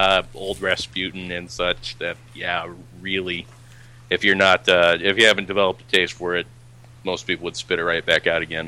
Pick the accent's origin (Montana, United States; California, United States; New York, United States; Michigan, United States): Michigan, United States; I grew up in Michigan.